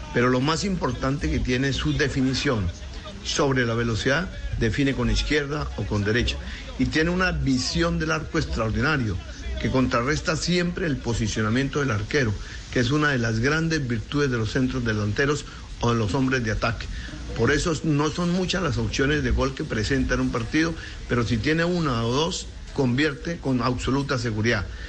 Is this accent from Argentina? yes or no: yes; Argentina